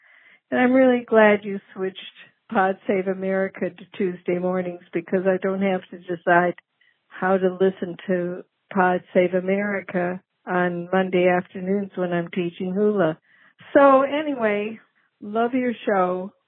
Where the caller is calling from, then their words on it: Oregon, United States; I'm calling from Oregon. I think I may be your oldest listener